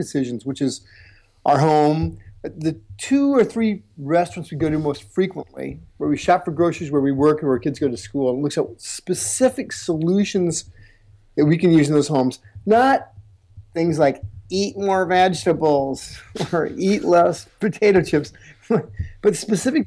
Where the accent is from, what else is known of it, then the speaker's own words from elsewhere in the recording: Iowa, United States; I'm originally from the United States, and I'm from the least cool, the least coolest place to be from in the United States, and that's the state of Iowa